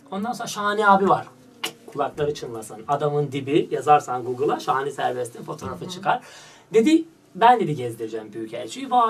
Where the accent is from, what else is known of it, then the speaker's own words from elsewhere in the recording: North Macedonia; moved away as an adult; Makedonya'daydım. 2008'e kadar Makedonya'daydım.